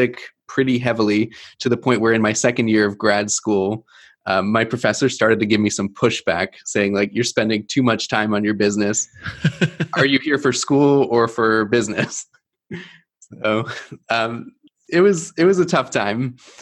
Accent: East Coast, United States; moved away as an adult; now in Milwaukee, United States; I was born and raised on the East Coast, took me into the Midwest.

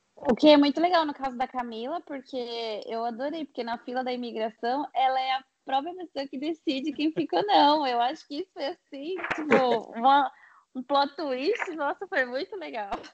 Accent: Osasco, São Paulo, Brazil; moved away as an adult; now in Gold Coast, Australia; sou nascida e criada em Osasco e agora moro na Austrália há quatro anos também

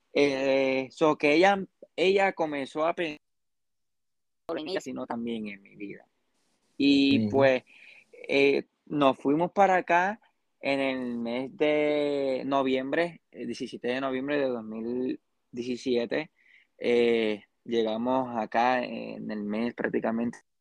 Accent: Puerto Rico; also born or lived in Arecibo, Puerto Rico / Lares, Puerto Rico; soy de Puerto Rico. Eh, nací en Arecibo, Puerto Rico, y luego en Lares, Puerto Rico

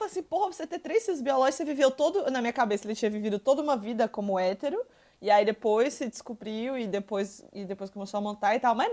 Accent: Minas Gerais, Brazil; eu que sou de Minas Gerais

